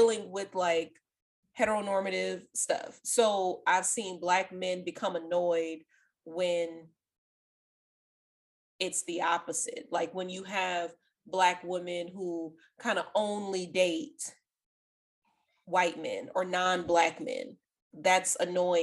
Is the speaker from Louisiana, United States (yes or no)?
yes; New Orleans, Louisiana, United States; Even when I was like super young, living in New Orleans East